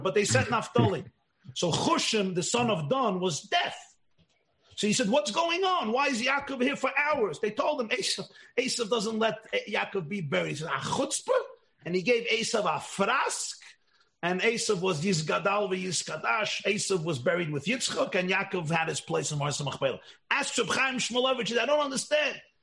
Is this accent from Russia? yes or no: yes; Russia; I come from Russia. My parents both come from Russia